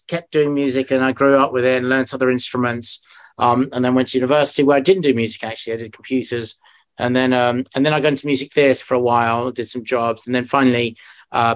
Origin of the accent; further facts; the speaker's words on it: London, United Kingdom; also born or lived in Leeds; I was born in London, in Hampstead, and pretty much lived here most of my life, all my life, apart from a few years in Leeds